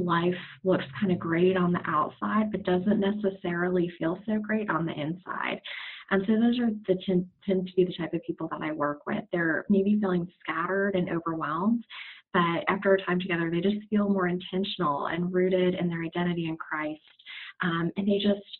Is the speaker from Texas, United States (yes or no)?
no; Naples, Florida, United States; now in Charlotte, United States; I was raised in Naples, Florida